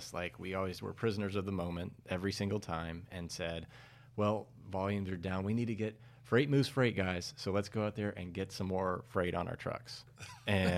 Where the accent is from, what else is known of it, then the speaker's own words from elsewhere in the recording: Nashville, Tennessee, United States; I grew up in Nashville, Tennessee.